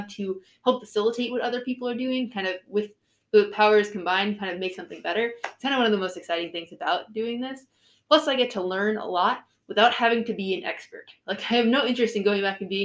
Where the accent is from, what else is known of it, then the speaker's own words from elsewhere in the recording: New York City, New York, United States; I'm originally from New York City